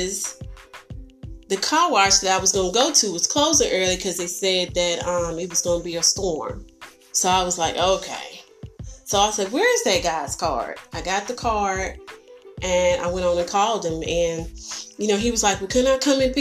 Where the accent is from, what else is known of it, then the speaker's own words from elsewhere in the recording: New York, United States; moved away; I'm actually from New York